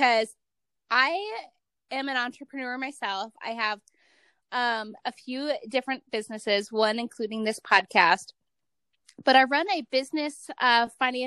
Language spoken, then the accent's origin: English; Cleveland, Ohio, United States; now in Utah, United States; I'm originally from Cleveland